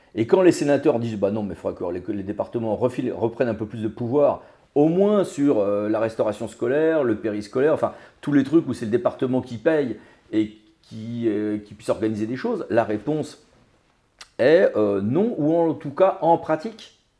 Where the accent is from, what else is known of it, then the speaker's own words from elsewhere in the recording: Finistère, Brittany, France; moved away; j'ai passé mon enfance en Bretagne